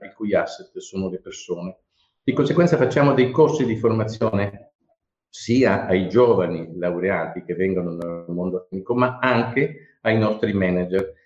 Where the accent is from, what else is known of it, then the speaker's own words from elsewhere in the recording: Bari, Apulia, Italy; moved away as an adult; essendo io nato a Bari, quindi eh, laureato a Bari e poi emigrato